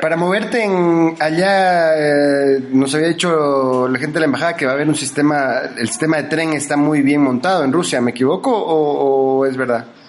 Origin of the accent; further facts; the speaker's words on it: Argentina; now in Loja, Ecuador; yo me formé en Argentina y viví de niño en la Argentina, eh, yo soy ecuatoriano de nacimiento aquí de la ciudad de Loja, pero mm, estudié en la escuela allá